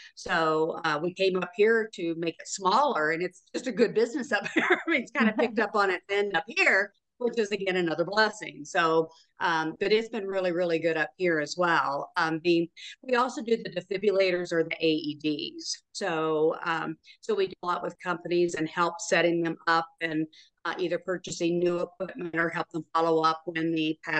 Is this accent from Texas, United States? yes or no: no; Chattanooga, Tennessee, United States; moved away as an adult; also born or lived in Memphis, Tennessee / Phoenix, Arizona; Tennessee, Chattanooga, Tennessee.